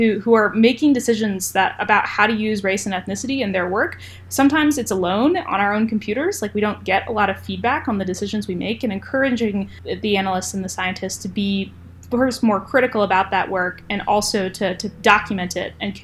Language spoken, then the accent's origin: English; New Hampshire, United States; moved away as an adult; also born or lived in North Carolina; I grew up in New Hampshire, which is a very predominantly white state